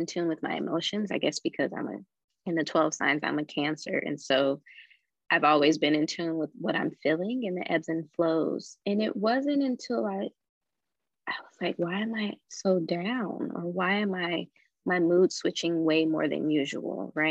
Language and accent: English; Chicago, Illinois, United States; moved away; also born or lived in Phoenix, Arizona; I grew up in Chicago, so I like to call it the concrete jungle.